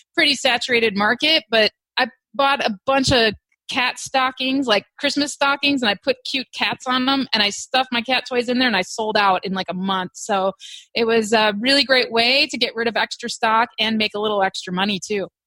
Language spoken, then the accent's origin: English; Wisconsin, United States; also born or lived in Hawaii; now in Texas, United States; I'm from Wisconsin